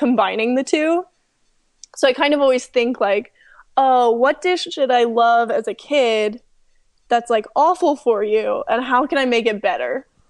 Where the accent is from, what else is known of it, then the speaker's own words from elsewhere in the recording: the South, United States; moved away; also born or lived in Southern California; I was born and raised in the South